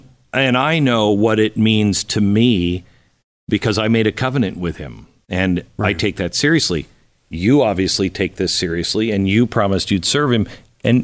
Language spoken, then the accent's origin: English; Pacific Northwest, United States; moved away; I grew up in the Pacific Northwest.